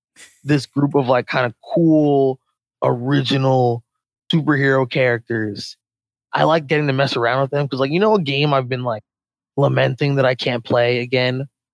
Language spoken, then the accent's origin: English; Philadelphia, Pennsylvania, United States; also born or lived in Long Island; now in Nashville, United States; So Philly originally, and currently reside in Nashville.